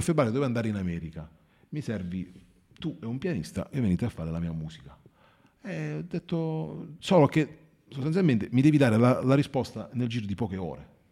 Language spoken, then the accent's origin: Italian; Marconia, Basilicata, Italy; sono di Marconia, sono originario di Marconia